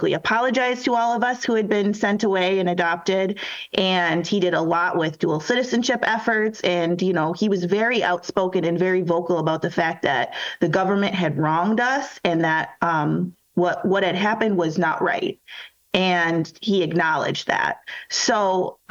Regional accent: Minnesota, United States; also born or lived in Korea / Brooklyn Park, Minnesota; now in Chicago, United States; a child growing up in Minnesota

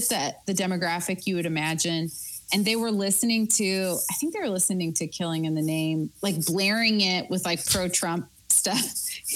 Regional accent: Oregon, United States; moved away; I grew up in Oregon around that time

